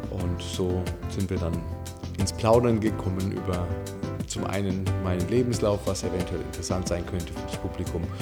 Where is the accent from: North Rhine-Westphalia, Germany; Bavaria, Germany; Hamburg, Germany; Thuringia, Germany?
Bavaria, Germany; Kronach; also ich bin in Kronach geboren und ähm, in der Nähe von Kronach aufgewachsen, dort zur